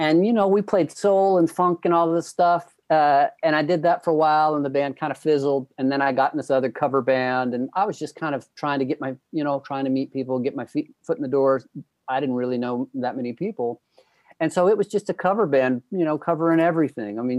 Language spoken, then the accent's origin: English; Shreveport, Louisiana, United States; also born or lived in Austin, Texas / San Antonio, Texas; now in Los Angeles area, California, United States; I am originally from Shreveport, Louisiana, but then I migrated to Texas